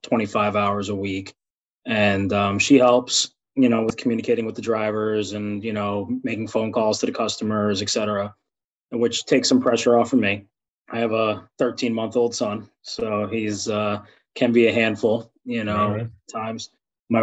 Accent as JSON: {"language": "English", "region": "New Jersey", "country": "United States", "tie": "born or raised there", "said": "I was born in New Jersey and actually worked in the Hunts Point produce market in New York"}